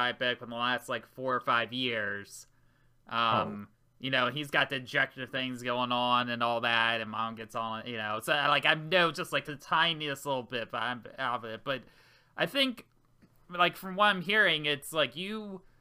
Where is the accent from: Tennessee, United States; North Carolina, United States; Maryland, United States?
Maryland, United States; I'm from Maryland, so practically next door there.